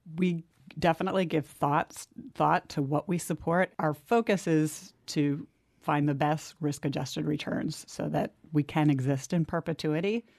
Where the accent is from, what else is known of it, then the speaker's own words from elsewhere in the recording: New Jersey, United States; I grew up in New Jersey